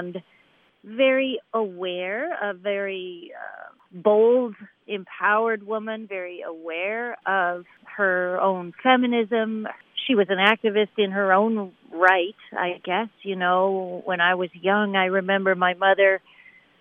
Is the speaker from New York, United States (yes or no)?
yes; Buffalo, New York, United States; growing up in Buffalo, New York